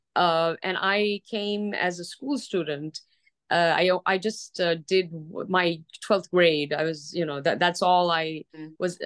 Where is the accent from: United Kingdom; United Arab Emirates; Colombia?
United Arab Emirates; Dubai; now in Los Angeles, United States; I grew up in Dubai and it was just coming up at that time